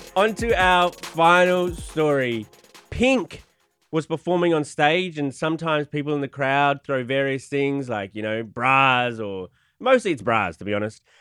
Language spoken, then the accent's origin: English; Australia; I'm from Australia.